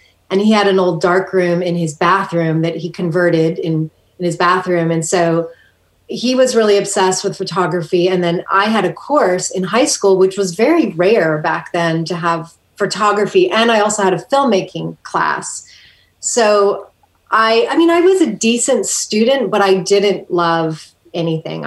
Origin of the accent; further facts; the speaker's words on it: Kailua, Hawaii, United States; moved away; I grew up in Hawaii on the island of Oahu.